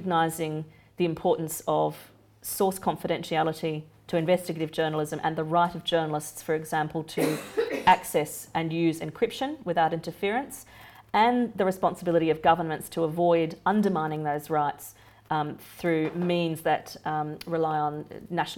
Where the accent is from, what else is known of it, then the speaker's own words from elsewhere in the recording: Australia; moved away; my home country